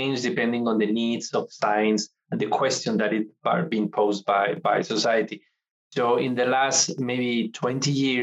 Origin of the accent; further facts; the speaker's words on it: Santander, Cantabria, Spain; also born or lived in Mexico / Netherlands; now in Corvallis, United States; my hometown, Santander, in Spain.